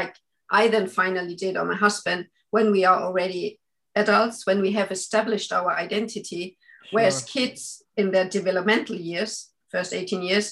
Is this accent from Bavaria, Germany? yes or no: yes; Munich, Bavaria, Germany; moved away as an adult; also born or lived in Austria; now in Sweden; I am originally from Austria, but I grew up in Germany.